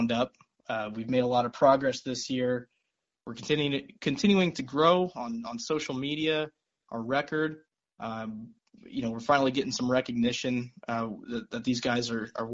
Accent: Las Vegas, Nevada, United States; moved away as an adult; now in Lawrence, United States; I'm a native from Las Vegas, Nevada

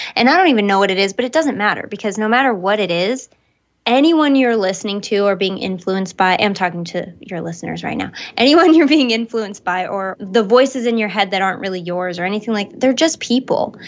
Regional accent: Michigan, United States; where I grew up in Michigan

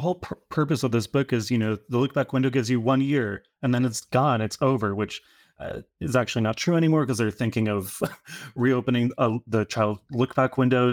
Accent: New Rochelle, New York, United States; And I grew up in Rochelle, so like on the border of the Bronx, and spent a few years in California, but then came back to New York and I've been here for quite a long time now.

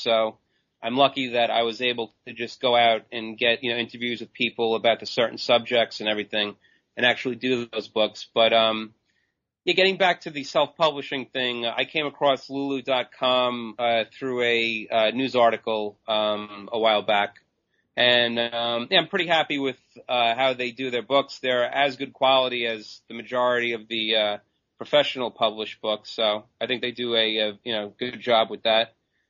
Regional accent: Long Island, New York, United States; Sure. I'm from Long Island, New York, and I've been writing since about 1997.

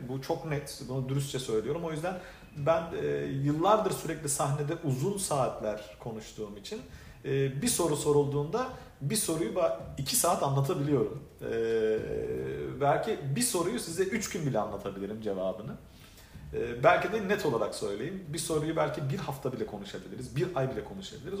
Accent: Adana, Turkey; moved away as an adult; also born or lived in Şanlıurfa / Istanbul; now in Miami, United States; ben 1982 Urfa doğumluyum. E, babam Urfalı, annem Gaziantep'li fakat yaşantım e, çok sevdiğim bir şehir olan ve bütün hayatımın neredeyse e, ilk böyle önemli yıllarının geçtiği, ilk 20-21 yılının geçtiği e, Adana'da e, büyüdüm.

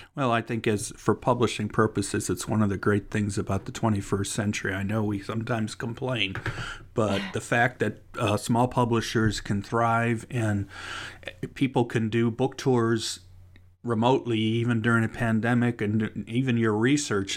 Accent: Cleveland, Ohio, United States; now in Kentucky, United States; my hometown is Cleveland

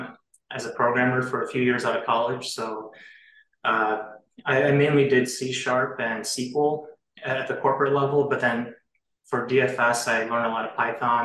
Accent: Chicago, Illinois, United States; I'm from Chicago. I grew up in the suburbs and I still live here now.

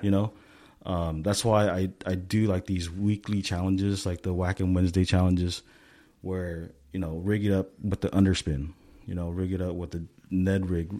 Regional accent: Stockton, California, United States; now in Southern California, United States; I grew up in Stockton

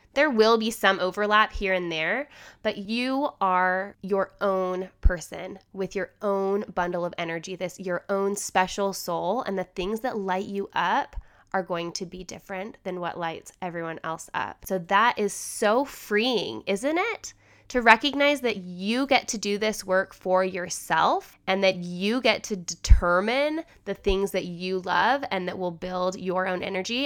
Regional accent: Holladay, Utah, United States; also born or lived in Salt Lake City, Utah; I'm still in Salt Lake City and I drive past a lot of things that I knew as a you know, I grew up here

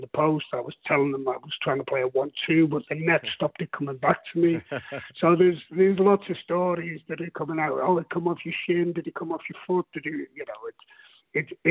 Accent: Liverpool, North West England, United Kingdom; moved away; also born or lived in Midlands; I was born in Liverpool, and I was an Everton supporter as a youngster.

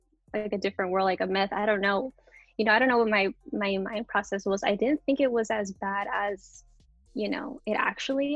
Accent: Oxnard, California, United States; I was born and raised in Oxnard.

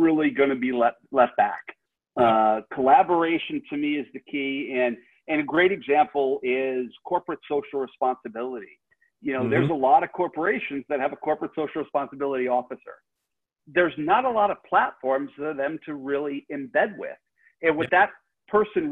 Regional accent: Rhode Island, United States; I grew up in Rhode Island, so I'm a Red Sox fan.

